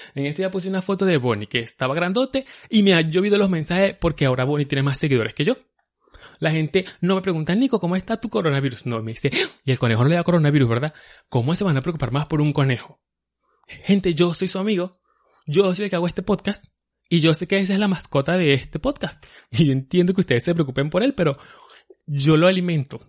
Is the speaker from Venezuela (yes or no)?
yes; Venezuela; now in New York, United States; nosotros somos ya los venezolanos, somos los nuevos judíos